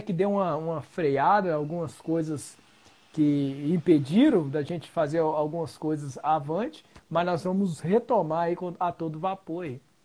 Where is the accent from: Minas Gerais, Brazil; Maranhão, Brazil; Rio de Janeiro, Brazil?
Minas Gerais, Brazil; Belo Horizonte; also born or lived in Ribeirão das Neves; Sou aqui de, de, da região de Belo Horizonte